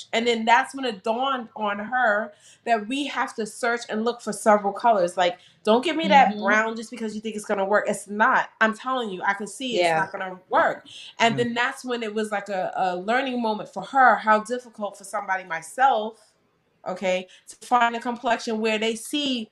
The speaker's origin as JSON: {"language": "English", "region": "New York", "country": "United States", "moved": "as an adult", "lives_now": "Delaware, United States", "said": "I'm from New York. You know, we would go to like Macy's, Nordstrom's or whatever"}